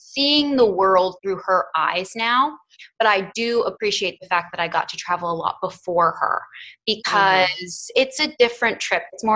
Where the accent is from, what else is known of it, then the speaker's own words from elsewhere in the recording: Ohio, United States; also born or lived in Hawaii / Okinawa; now in Africa; I'm from Ohio originally, so Midwest